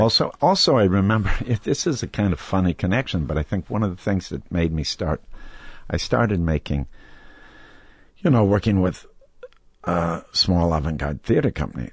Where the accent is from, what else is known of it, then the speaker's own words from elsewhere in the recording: Wisconsin, United States; growing up in Wisconsin